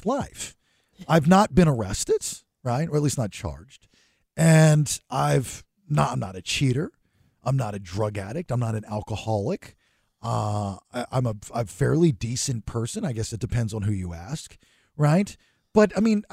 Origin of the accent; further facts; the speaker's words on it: Georgia, United States; I'm a redneck from Georgia